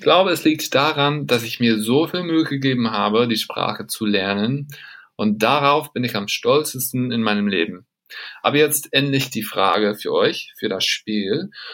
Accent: Mississippi, United States; German is a second language; moved away as an adult; now in Australia; ich komme aus Mississippi in den USA

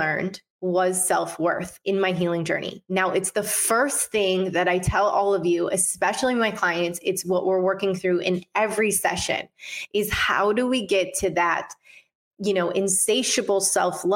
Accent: Detroit, Michigan, United States; moved away; also born or lived in Los Angeles; My hometown, Detroit, Michigan

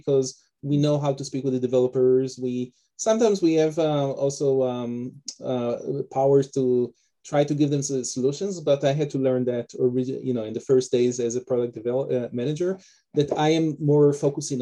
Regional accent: Israel; moved away as an adult; also born or lived in Detroit, United States; now in Canada; originally I'm from Israel. That's also where my name and my accent come from. And I was born and raised over there

